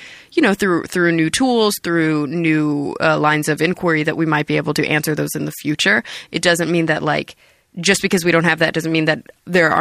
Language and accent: English; Texas, United States; I'm from Texas